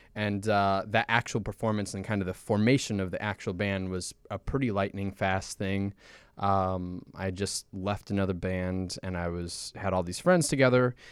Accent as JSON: {"language": "English", "town": "Chicago", "region": "Illinois", "country": "United States", "said": "we're from Chicago and Saint Paul, the majority of us are from Chicago"}